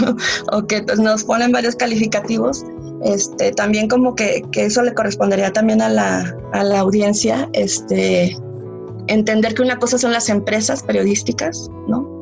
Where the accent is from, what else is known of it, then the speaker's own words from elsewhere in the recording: Mexico; moved away; estar de nuevo acá en mi país